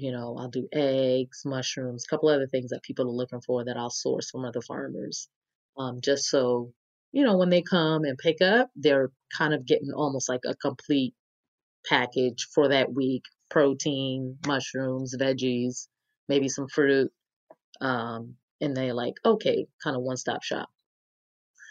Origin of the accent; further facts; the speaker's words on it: New York, United States; now in Atlanta, United States; I'm from New York